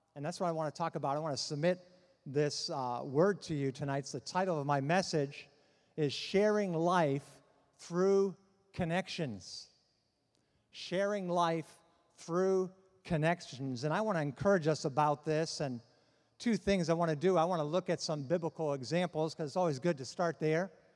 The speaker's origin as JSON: {"language": "English", "town": "Boston", "region": "Massachusetts", "country": "United States", "said": "I'm from Boston"}